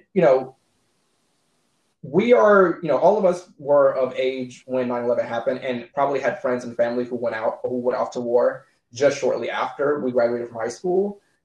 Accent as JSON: {"language": "English", "town": "Savannah", "region": "Georgia", "country": "United States", "tie": "born or raised there", "said": "I grew up in Savannah"}